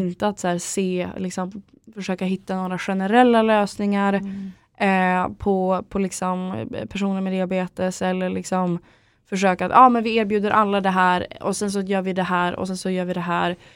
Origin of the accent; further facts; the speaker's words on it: Örnsköldsvik, Västernorrland County, Sweden; moved away as an adult; now in Stockholm, Sweden; jag kommer från Örnsköldsvik i grunden, mm. mm. eh, uppe i Norrland. Eh, och flyttade till Stockholm efter jag hade tagit studenten